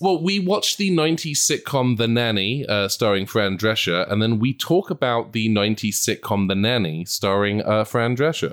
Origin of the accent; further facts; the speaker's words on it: England, United Kingdom; moved away as an adult; now in Los Angeles, United States; You can probably tell from my accent, I come from a country who, uh, w, our main thing is like, it's gonna rain